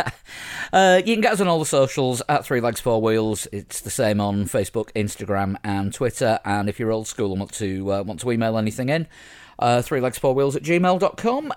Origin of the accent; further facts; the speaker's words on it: Yorkshire and the Humber, United Kingdom; as a Yorkshireman